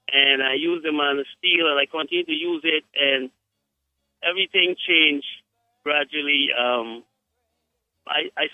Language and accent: English; Guyana; I am from Guyana